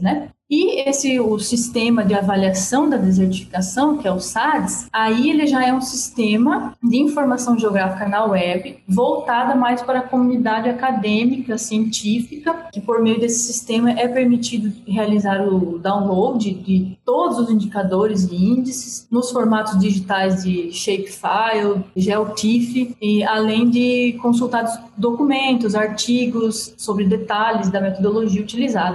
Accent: Paraná, Brazil; now in Brazilian semi-arid region; eu sou do Paraná, estou há pouco tempo na região

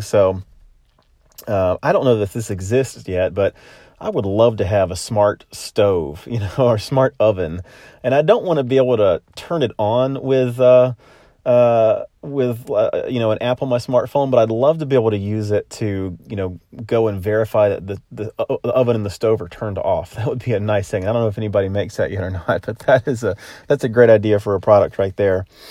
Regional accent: Florida, United States; also born or lived in Middle Tennessee; now in Nashville, United States; my home state of Florida

